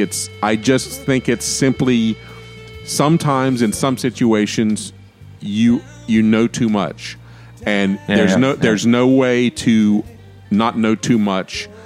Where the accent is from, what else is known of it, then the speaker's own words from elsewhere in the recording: United States; I'm very American, and I'm very recognizably, my attitudes and my way of thinking are American